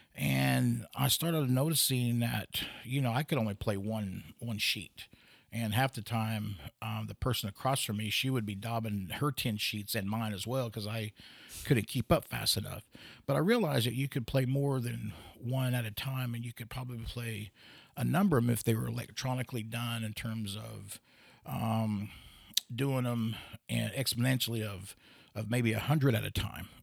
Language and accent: English; Pawhuska, Oklahoma, United States; also born or lived in Stillwater, Oklahoma / Los Angeles / San Francisco / Seattle; I was born in Stillwater initially until I was about four or five, then I moved to Pawhuska